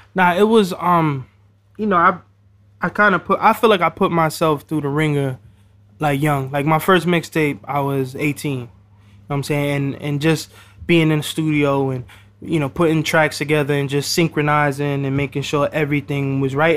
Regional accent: New York City, New York, United States; I'm also from the Bronx

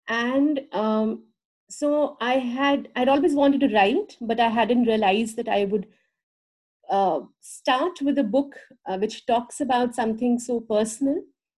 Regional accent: India; moved away as an adult; now in United States; And it's basically around 8 years ago, I moved from India to the US.

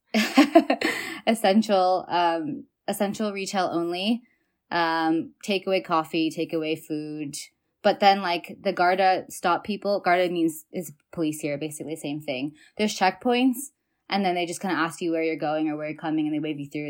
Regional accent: Bay Area, California, United States; moved away as an adult; also born or lived in China / Minnesota; now in Dublin, Ireland; I am from the Bay Area and now living in Dublin, Ireland

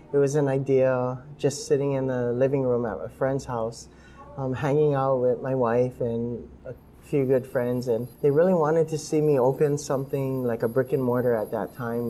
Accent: Hawaii, United States; I grew up with in Hawaii

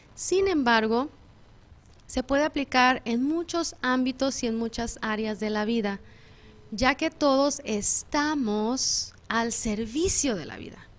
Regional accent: Mexico; moved away; yo que soy mexicana en México

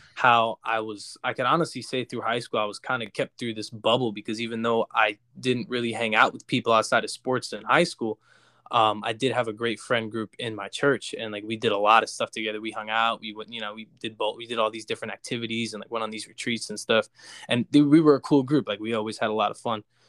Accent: Jackson, New Jersey, United States; I grew up in Jackson, which is, like, five minutes from, uh, where, where we all grew up in Ho-, in Howell, New Jersey

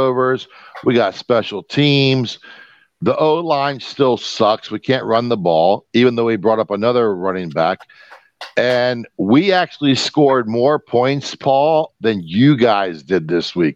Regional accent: Texas, United States; I'm from Texas

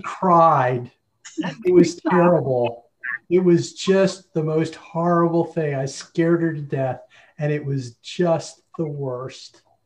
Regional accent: New Jersey, United States; moved away; I grew up in New Jersey

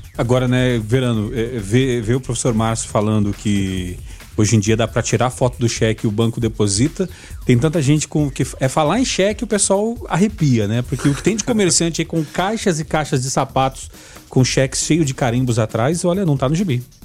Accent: Gravataí, Rio Grande do Sul, Brazil; now in Goiás, Brazil; eu sou de, de Gravataí

